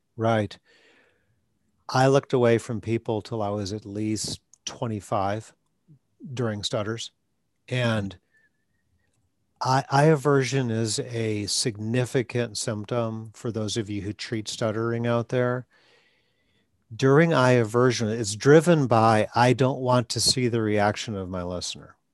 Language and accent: English; Wisconsin, United States; moved away; also born or lived in Atlanta; I'm from Wisconsin